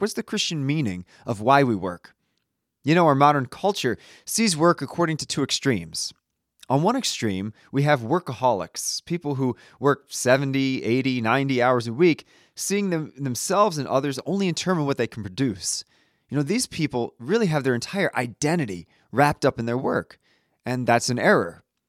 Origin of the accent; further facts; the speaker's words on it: United States; also born or lived in Italy; as an American